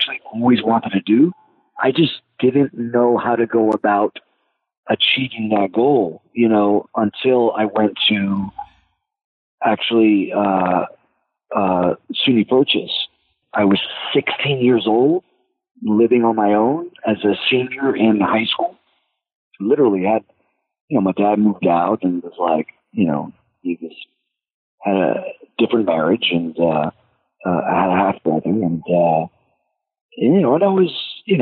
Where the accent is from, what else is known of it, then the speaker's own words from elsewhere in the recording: New York City, New York, United States; I grew up in the South Bronx. I grew up all over the place in the Bronx